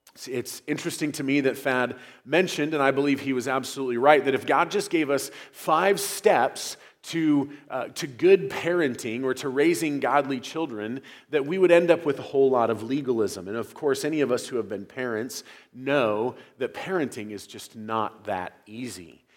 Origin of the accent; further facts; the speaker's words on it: United States; as Americans